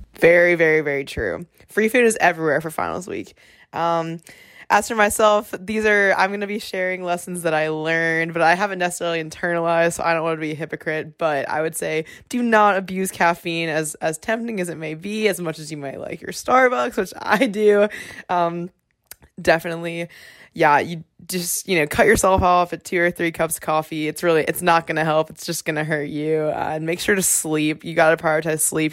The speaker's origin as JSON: {"language": "English", "region": "South Carolina", "country": "United States", "moved": "as an adult", "lives_now": "South Bend, United States", "said": "I'm from South Carolina"}